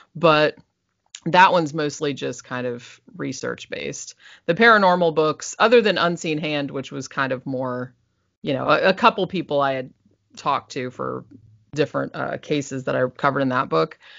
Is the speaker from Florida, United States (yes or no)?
yes; Daytona Beach, Florida, United States; also born or lived in Sanford, Florida; I was born in Daytona Beach